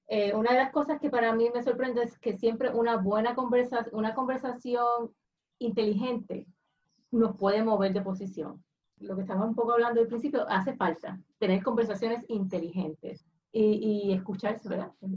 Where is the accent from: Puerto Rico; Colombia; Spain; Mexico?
Puerto Rico; como latinos, eh, como puertorriqueños